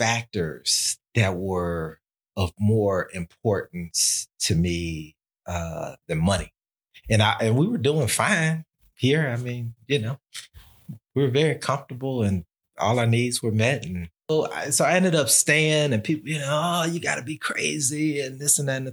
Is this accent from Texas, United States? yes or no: yes; Texas, United States; now in Albany, United States; when I was growing up in Texas